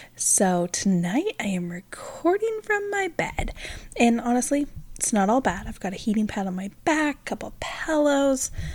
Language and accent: English; Pacific Northwest, United States; moved away; we're originally from the Pacific Northwest, so we're about three thousand miles from any of our family